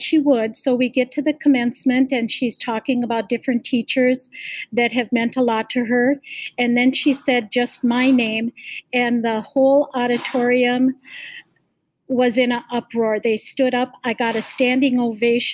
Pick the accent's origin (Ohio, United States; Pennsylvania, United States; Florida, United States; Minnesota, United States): Minnesota, United States; Ham Lake; I was raised in Ham Lake, so I did go to the Anoka Hennepin School District